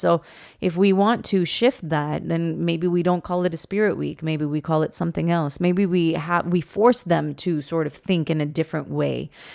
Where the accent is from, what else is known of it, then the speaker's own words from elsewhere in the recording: Toronto, Ontario, Canada; we were born and raised here in Toronto